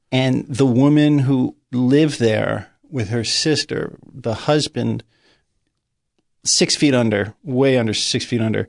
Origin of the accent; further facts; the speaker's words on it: Greenwich, Connecticut, United States; also born or lived in New York City / Riverdale, New York; where I grew up in Greenwich